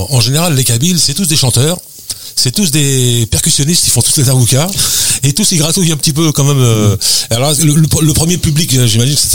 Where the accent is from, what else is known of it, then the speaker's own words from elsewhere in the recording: Paris, Île-de-France, France; parisien, un vrai parisien. Un vrai parisien. Je suis né à Paris.